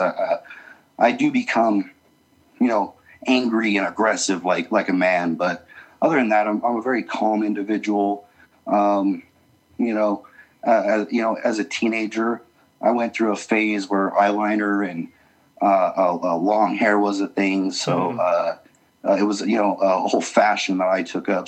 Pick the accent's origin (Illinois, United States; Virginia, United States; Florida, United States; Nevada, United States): Nevada, United States; Las Vegas; also born or lived in Utah; now in Salt Lake City, United States; I grew up in Las Vegas uh, for most of my life, and then moved back um, to Utah